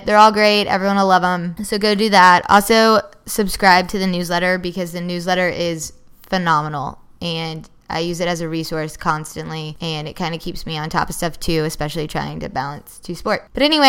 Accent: Georgia, United States; I love it down there growing up in Georgia

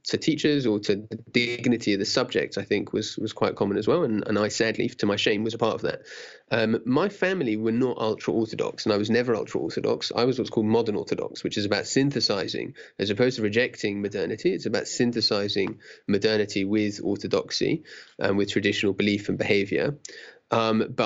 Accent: London, United Kingdom; I grew up in Stanmore, which is in London, northwest London, top of the Jubilee line.

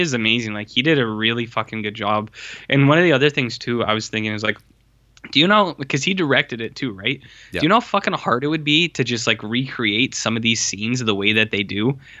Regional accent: Louisiana, United States; born there; Yeah, Nolans from the Bayou. I was born in the Bayou.

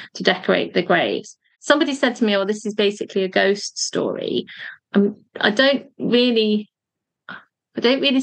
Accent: Cheshire, North West England, United Kingdom; the area where I grew up in Cheshire

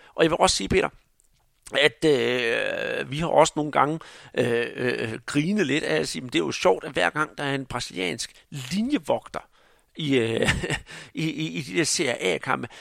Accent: Denmark

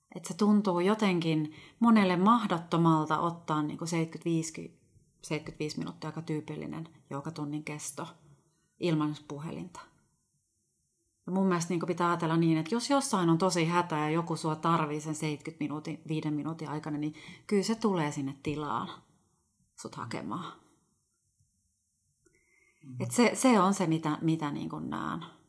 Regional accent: Helsinki, Uusimaa, Finland; also born or lived in Ostrobothnia; Mä oon kotoisin kuule ihan Suomen pääkaupungista, eli Helsingistä

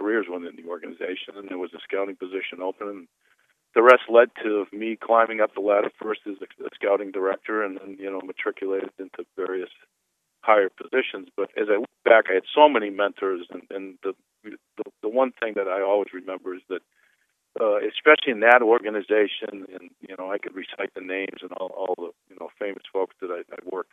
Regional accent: New Hampshire, United States

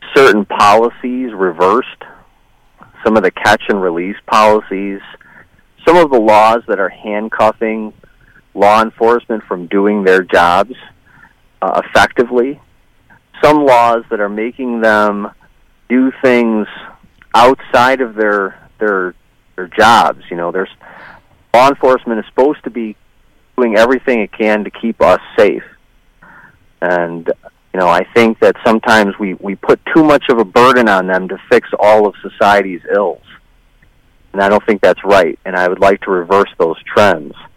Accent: Tonawanda, New York, United States; also born or lived in Michigan / Montana; now in Westfield, United States; I grew up in Erie County in Tonawanda, and uh, I've lived a bunch of different places in my life

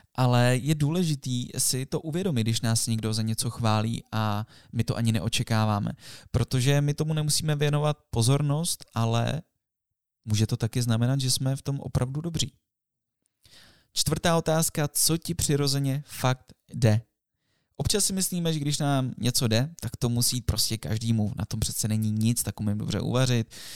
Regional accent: Jablonec nad Nisou, Liberec Region, Czechia; moved away; My jsme z Jablonce, ze Severu, nebo byli jsme

